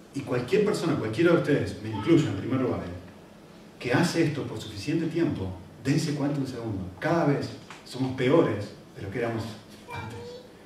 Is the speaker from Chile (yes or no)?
no; Argentina; yo que soy argentino